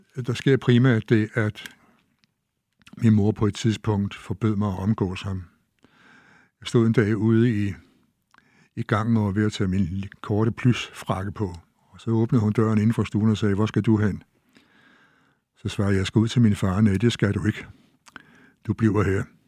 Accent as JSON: {"language": "Danish", "town": "Store Heddinge", "region": "Zealand", "country": "Denmark", "tie": "born or raised there", "said": "at jeg var fra Stevns fra Store Hedding"}